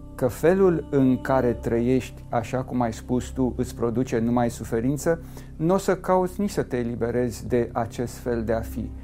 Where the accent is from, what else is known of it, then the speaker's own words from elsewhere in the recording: Romania; m-am născut în România și sunt creștin ortodox